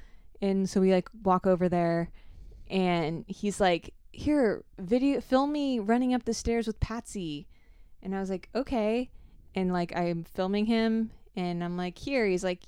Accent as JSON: {"language": "English", "region": "Florida", "country": "United States", "tie": "born or raised there", "said": "I grew up in South Florida on the beach."}